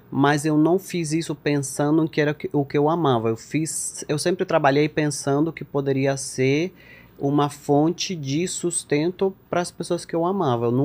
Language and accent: Portuguese; Minas, Lavalleja, Uruguay; also born or lived in José Ignacio; Eu, eu nasci cresci em Minas e morei, morei um pouquinho em José Inácio